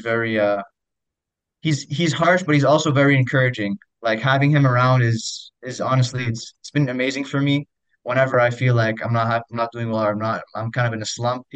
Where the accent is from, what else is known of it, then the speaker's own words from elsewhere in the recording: Ottawa, Ontario, Canada; the Ottawa Fury before, my hometown